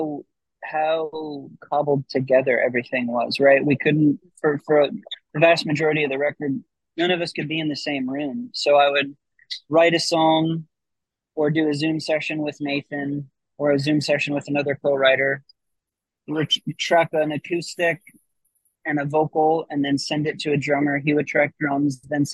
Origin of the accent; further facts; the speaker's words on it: Midwest, United States; I was a kid from the Midwest